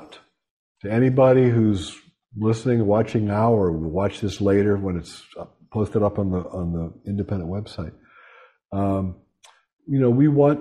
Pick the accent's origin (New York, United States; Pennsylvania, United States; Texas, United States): Pennsylvania, United States; Pittsburgh; moved away; I'm from Western Pennsylvania, shot and beer town. Pittsburgh.